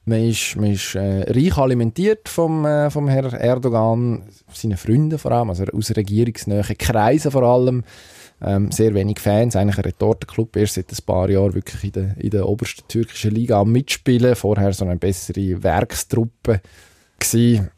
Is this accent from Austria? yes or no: no; Switzerland